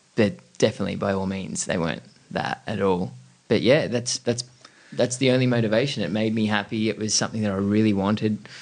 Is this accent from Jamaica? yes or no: no; Camden, New South Wales, Australia; also born or lived in Coogee; Grew up in Camden, right. southwest Sydney.